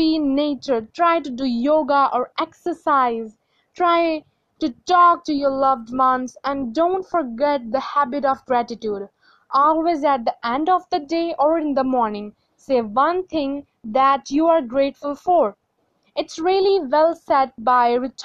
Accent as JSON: {"language": "English", "country": "India", "said": "from India and I am still studying."}